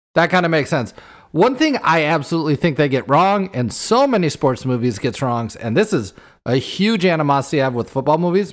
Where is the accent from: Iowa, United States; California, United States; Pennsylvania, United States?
Iowa, United States; we grew up playing football in Iowa